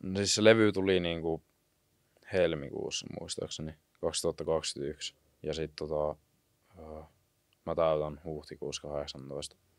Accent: Kuopio, North Savo, Finland; now in Jyväskylä, Finland; mä oon niinku Kuopiosta

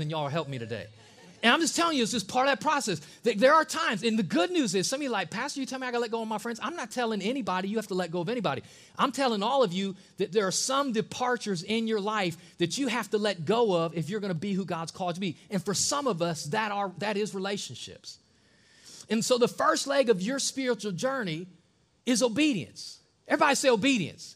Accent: Ohio, United States; moved away as an adult; from Ohio, born and raised in Ohio, living in Ohio

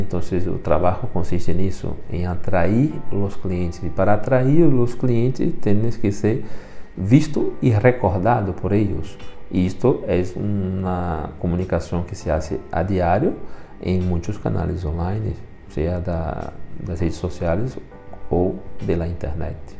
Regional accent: Brazil; first language Portuguese; moved away; sou brasileiro e o castelhano depois de los 40, todavia não tenho total domínio

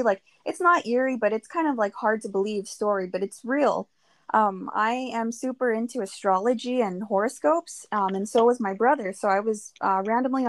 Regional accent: California, United States; We're from California

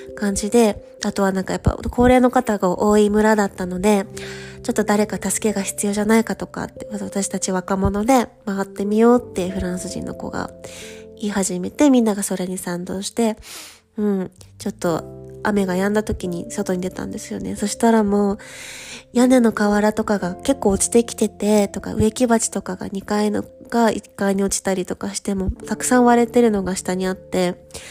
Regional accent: Japan; moved away as an adult; now in Paris, France; 日本人だよ

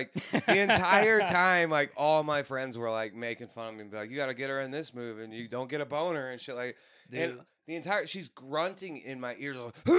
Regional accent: Illinois side of St. Louis, United States; moved away; Outside St. Louis on the Illinois side of the Mississippi. Okay. It's like, it's north of East St. Louis.

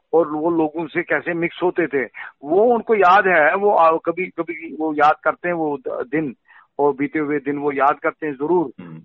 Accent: Srinagar, Jammu and Kashmir, India; मैं पला बड़ा हूँ बिल्कुल लाल चौक में जहाँ ला, जिस लाल चौक में मैं रहा पैदा ही हुआ हूँ

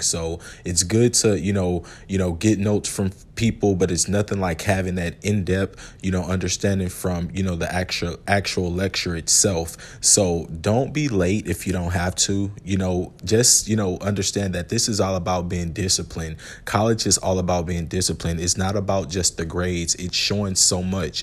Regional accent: Houston, Texas, United States; about an hour and a half away from Houston, uh, which was my hometown

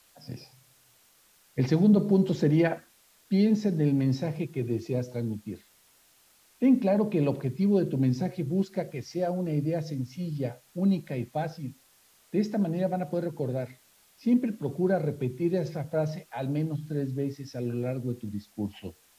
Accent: Yucatán, Mexico; no nada más como yucatecos, sino como mexicanos

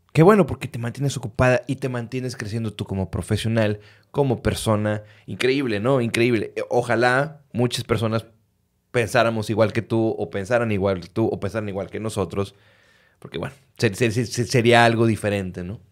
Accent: Reynosa, Tamaulipas, Mexico; moved away as an adult; now in Monterrey, Mexico; yo crecí en Reynosa, Tamaulipas, hasta los 17 años

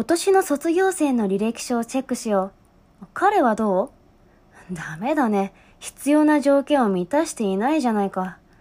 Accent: Japan; 純日本人で声優の卵

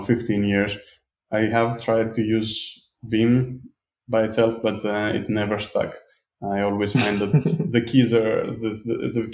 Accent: Greece; I'm from Greece.

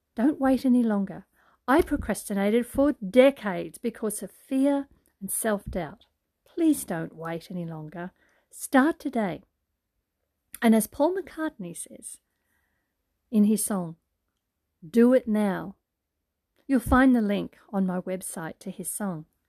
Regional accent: Brisbane, Queensland, Australia; It's summertime here in Australia, hot and humid, in my hometown, Brisbane, Queensland

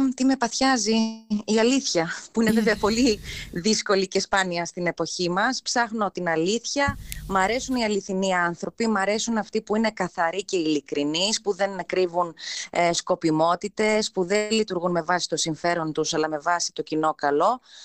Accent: Alexandroupoli, Eastern Macedonia and Thrace, Greece; γεννήθηκα και μεγάλωσα στην Αλεξανδρούπολη.

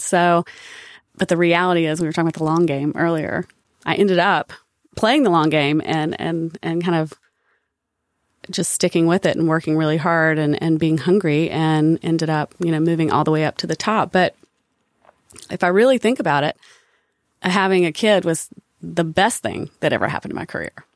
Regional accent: Statesville, North Carolina, United States; accent: Southern; I grew up in Statesville, North Carolina

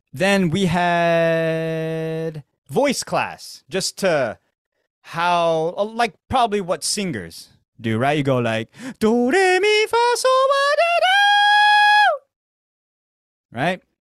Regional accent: Arizona, United States; moved away as an adult; now in Tokyo, Japan; I grew up with Mexicans in Arizona

